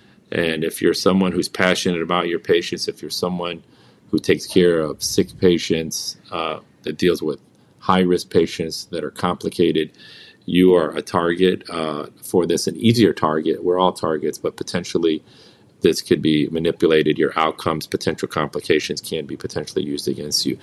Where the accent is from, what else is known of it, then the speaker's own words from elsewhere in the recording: United States; I was born and raised in this country. I'm a child of immigrants